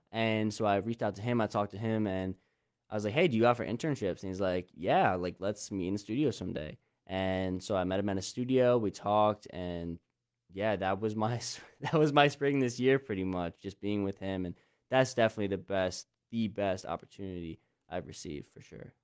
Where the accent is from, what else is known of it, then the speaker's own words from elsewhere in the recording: Lancaster County, Pennsylvania, United States; I grew up in Lancaster County, Pennsylvania, like literally where we are now